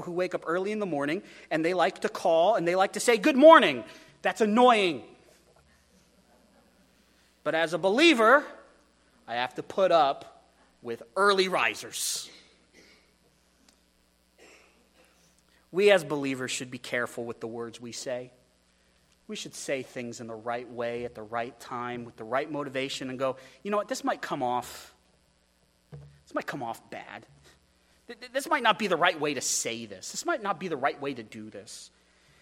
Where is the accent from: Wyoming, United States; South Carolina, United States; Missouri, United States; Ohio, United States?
Wyoming, United States; now in Astoria, United States; I come from Wyoming